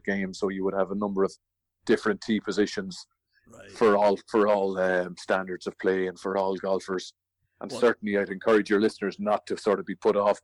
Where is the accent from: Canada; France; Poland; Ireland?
Ireland; as an Irishman